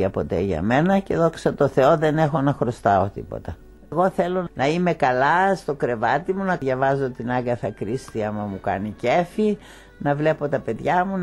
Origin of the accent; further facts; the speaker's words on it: Greece; η κατάσταση στη πατρίδα μου και εγώ την Ελλάδα τη λατρεύω με ένα παθολογικό τρόπο